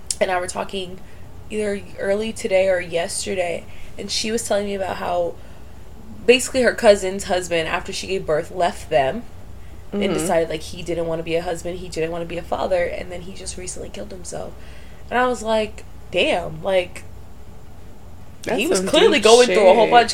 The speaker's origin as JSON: {"language": "English", "region": "Florida", "country": "United States", "moved": "yes", "lives_now": "Los Angeles, United States", "said": "I'm from Florida"}